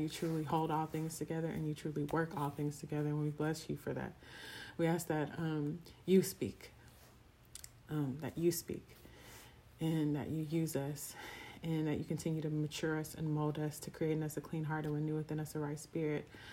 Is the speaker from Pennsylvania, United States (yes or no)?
no; Houston, Texas, United States; I'm from Houston, Texas.